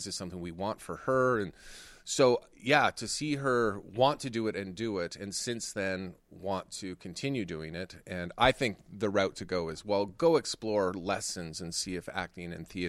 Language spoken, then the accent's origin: English; Canada; I was born in Canada. Not Istanbul.